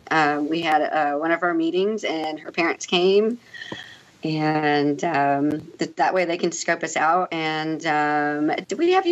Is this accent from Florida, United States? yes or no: yes; St. Augustine, Florida, United States; also born or lived in El Paso, Texas; not only am I from El Paso, Texas, but I was also raised in St. Augustine, Florida